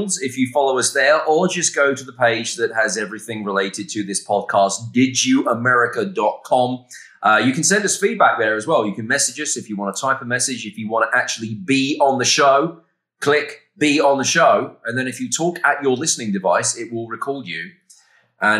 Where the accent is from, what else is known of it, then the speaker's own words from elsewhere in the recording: Essex, East of England, United Kingdom; moved away as an adult; also born or lived in London; now in United States; I grew up in Essex, which is just outside of London. And then I lived in London from the age of 19 until I moved